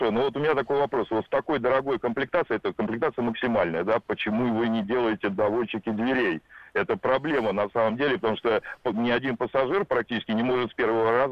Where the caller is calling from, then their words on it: Saint Petersburg, Russia; я из Санкт-Петербурга.